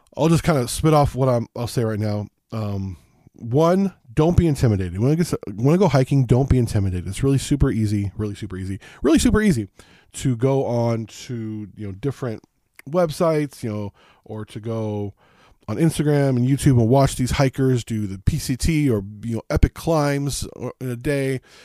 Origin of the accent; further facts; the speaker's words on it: Las Vegas, Southern California, United States; moved away; I grew up in Southern California, Las Vegas